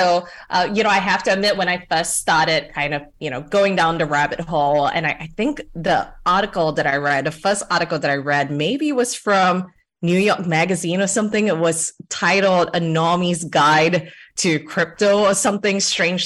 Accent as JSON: {"language": "English", "country": "Singapore", "tie": "born or raised there", "moved": "as an adult", "lives_now": "United States", "said": "I'm Singaporean, Singapore born and raised"}